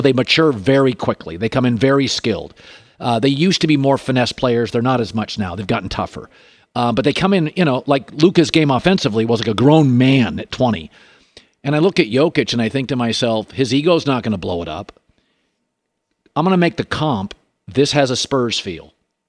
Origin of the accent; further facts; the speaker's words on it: Washington, United States; I'm from Washington State.